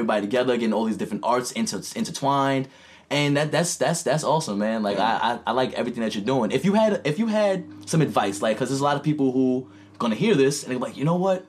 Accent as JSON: {"language": "English", "town": "New York City", "region": "New York", "country": "United States", "tie": "born or raised there", "said": "I grew up in Queensbridge, projects, shit, biggest projects in fucking North America"}